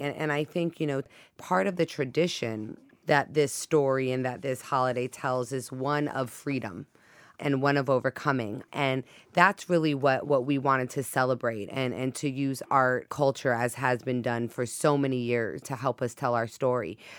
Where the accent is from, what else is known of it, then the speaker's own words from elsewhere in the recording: Hawaii, United States; now in Boston, United States; growing up in Hawaii